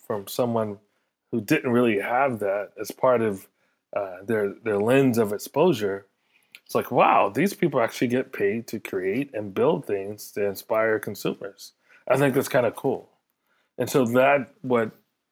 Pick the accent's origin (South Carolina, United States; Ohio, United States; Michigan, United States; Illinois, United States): South Carolina, United States; moved away as an adult; also born or lived in New York City; I come from South Carolina